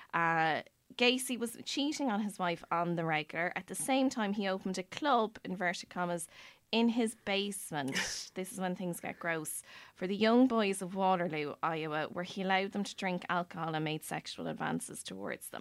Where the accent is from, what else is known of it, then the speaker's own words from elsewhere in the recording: Ireland; as Irish people